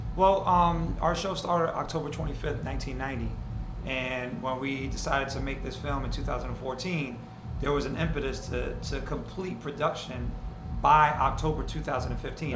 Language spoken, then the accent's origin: English; New York City, New York, United States; I grew up on the Upper West Side on 97th Street